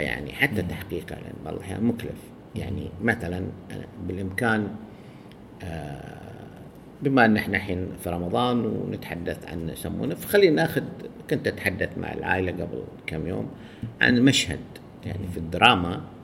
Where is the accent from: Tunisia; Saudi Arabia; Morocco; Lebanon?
Saudi Arabia; عندنا بالسعودية